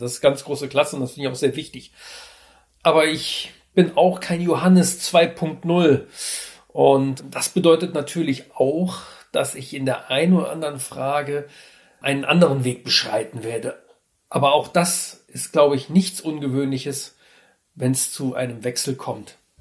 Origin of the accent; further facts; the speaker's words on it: Trier, Rhineland-Palatinate, Germany; moved away as an adult; also born or lived in Hamburg; now in Mecklenburg-Vorpommern, Germany; ich bin eigentlich gebürtiger Trierer, bin auch in der Gegend um Trier aufgewachsen, habe auch dort mein Abitur gemacht